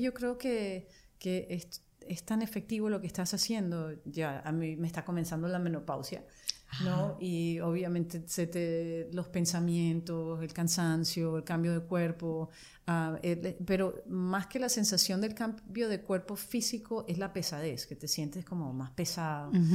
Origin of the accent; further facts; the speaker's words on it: Maracaibo, Zulia, Venezuela; moved away as an adult; also born or lived in Barquisimeto, Venezuela / France / Mexico / Italy; now in United States; Y cuando fuimos a vivir a Maracaibo, que yo estuve ahí en total como que nueve años